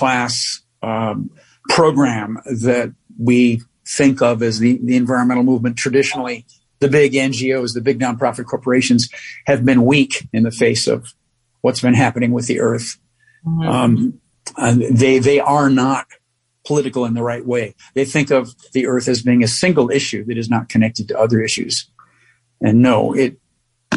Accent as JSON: {"language": "English", "region": "New York", "country": "United States", "said": "being a New Yorker"}